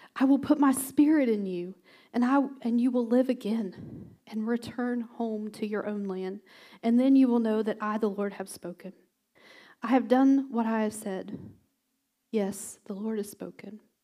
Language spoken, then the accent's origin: English; West Virginia, United States; moved away; I'm from West Virginia